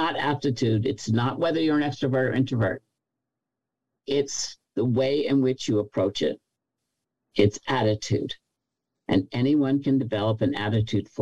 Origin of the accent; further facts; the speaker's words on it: New York, United States; But I'm a New Yorker, so we don't think any place else is big.